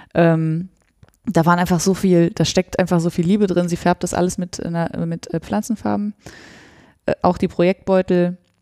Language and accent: German; Sauerland, North Rhine-Westphalia, Germany; Und ich komme ja aus dem Sauerland